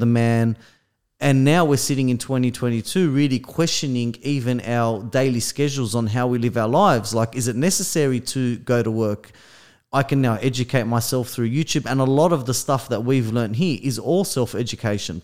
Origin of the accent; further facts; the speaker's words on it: Australia; we're from Australia